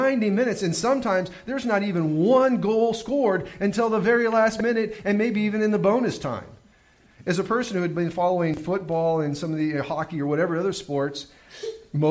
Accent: United States; as an American

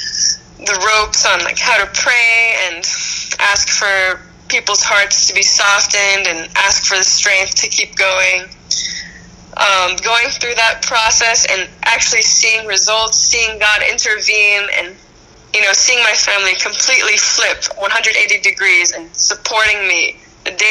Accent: Boston, Massachusetts, United States; I grew up in the Boston area. I grew up just outside Boston my whole life.

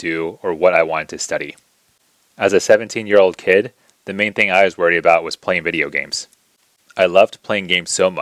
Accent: United States; also born or lived in China; eventually immigrated over to the United States when I was 4 years old

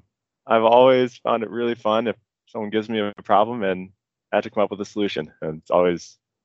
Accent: Ann Arbor, Michigan, United States; moved away as an adult; also born or lived in Big Sky; Yeah, so I grew up in Ann Arbor, Michigan.

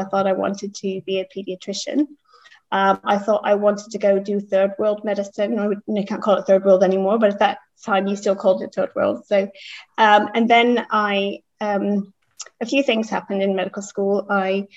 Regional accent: Bay Area, California, United States; moved away; I was born in California. My parents were from the Midwest and they moved out there shortly before I was born.

